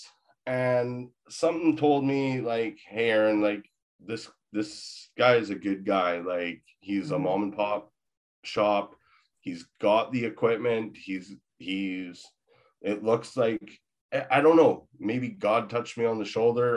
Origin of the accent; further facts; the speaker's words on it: Victoria, British Columbia, Canada; moved away; also born or lived in Maple Ridge; I'm originally from Victoria